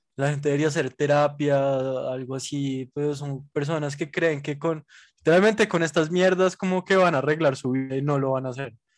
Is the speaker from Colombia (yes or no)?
yes; Bogotá, Colombia; nosotros somos demasiado bogotanos